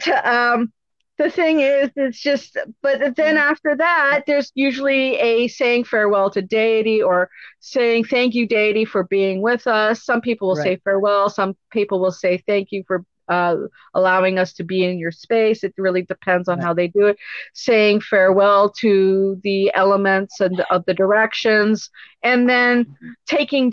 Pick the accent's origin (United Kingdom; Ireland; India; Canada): Canada; We are not Americans. We're Canadian. We're proud to be Canadian.